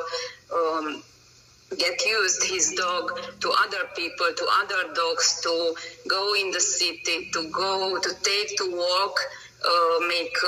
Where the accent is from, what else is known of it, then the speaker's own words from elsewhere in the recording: Romania; English is a second language; moved away as an adult; now in Hungary; I'm originally from Romania, but I live from over than 14 years in Hungary. My nationality is Hungarian, but my birthplace is Romania